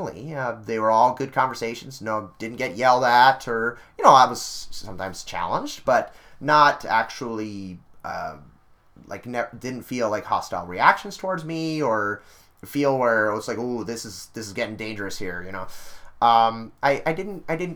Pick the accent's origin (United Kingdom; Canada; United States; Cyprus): Canada; I said I was from Canada